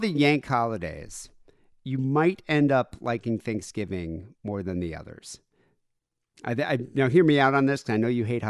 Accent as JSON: {"language": "English", "country": "South Africa", "tie": "born or raised there", "said": "Like, we grew up in South Africa, so we never really celebrated it that much."}